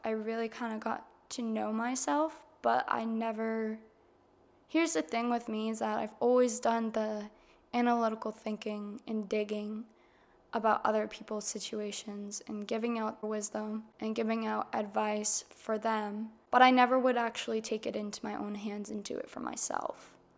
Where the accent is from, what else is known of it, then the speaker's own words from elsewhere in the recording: Massachusetts, United States; moved away as an adult; also born or lived in Florida; drove back up to Massachusetts. And I lived with my grandmother, my grandfather in my hometown